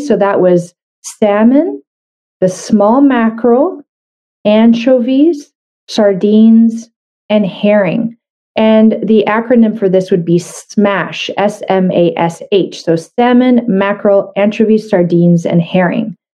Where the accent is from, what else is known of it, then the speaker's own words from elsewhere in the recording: Canada; I'm a Canadian medical doctor